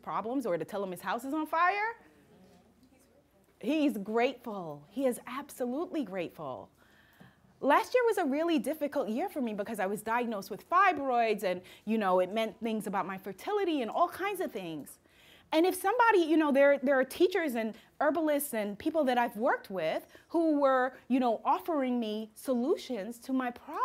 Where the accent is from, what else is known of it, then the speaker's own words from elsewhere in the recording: New York, United States; I'm a New Yorker